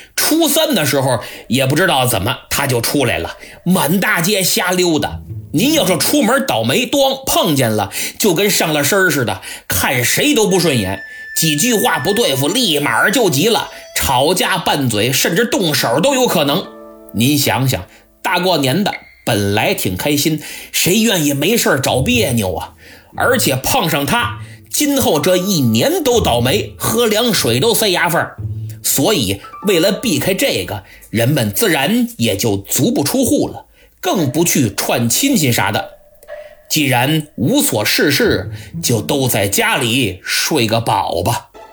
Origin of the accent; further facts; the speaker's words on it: China; 我们中国人讲礼仪，但并不拘泥于礼仪